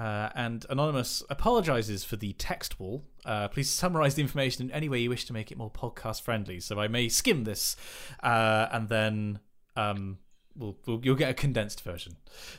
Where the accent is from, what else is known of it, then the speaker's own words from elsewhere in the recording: United Kingdom; I feel like, we're British, we're reserved.